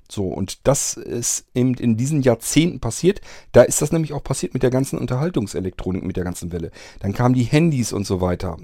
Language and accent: German; Germany; Ich bin nicht in der DDR groß geworden